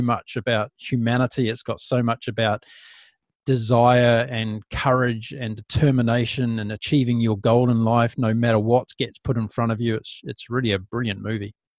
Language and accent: English; New Zealand; New Zealand, my home country